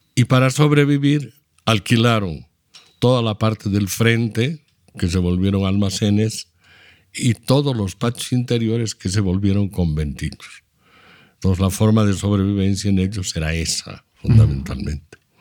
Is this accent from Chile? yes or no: no; Trinidad, Beni, Bolivia; also born or lived in Cochabamba; Yo he nacido el 48, pero me he criado el 52 adelante. Y nací en Trinidad por algo fortuito. En realidad yo soy cochabambino, me considero cochabamino porque mi papá y mi mamá son cochabambinos